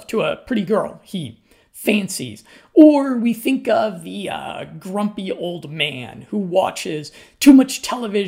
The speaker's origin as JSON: {"language": "English", "region": "Colorado", "country": "United States", "moved": "yes", "said": "I'm from Colorado in the United States."}